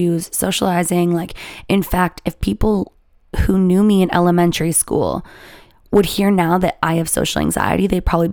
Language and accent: English; Canada; I'm Canadian